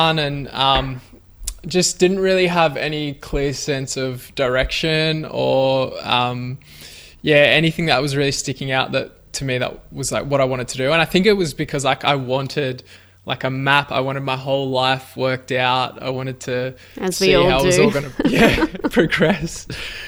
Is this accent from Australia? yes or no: yes; Melbourne, Victoria, Australia; now in Ocean Grove, Australia; I grew up in Melbourne, and 3 years ago, I moved down the coast to Ocean Grove